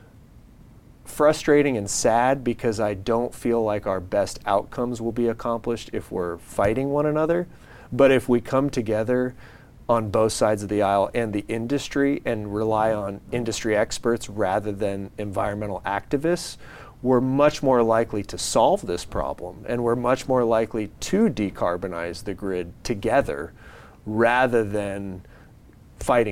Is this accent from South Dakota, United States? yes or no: no; San Diego, California, United States; I'm born and raised in San Diego.